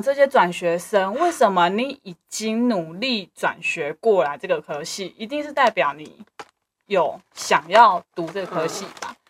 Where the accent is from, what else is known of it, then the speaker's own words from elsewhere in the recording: Kaohsiung, Taiwan; also born or lived in Chiayi; 我是高雄人，你，我绝对不会讲任何高雄的好话，因为我已经生存在那边二十年了